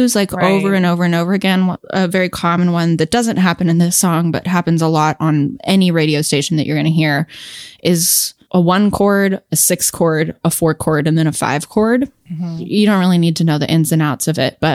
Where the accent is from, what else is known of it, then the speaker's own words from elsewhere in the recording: California, United States; I'm from California and I live in Los Angeles part time